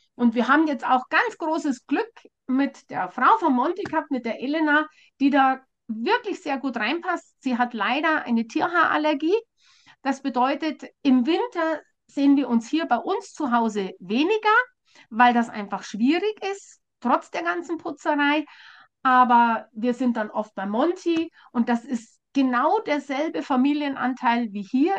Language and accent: German; Bavaria, Germany; bei uns in Bayern